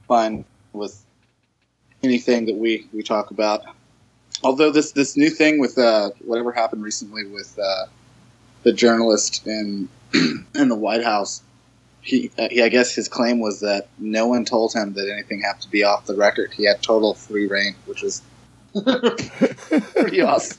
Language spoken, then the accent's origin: English; Los Angeles, California, United States; I was born and raised in Los Angeles, California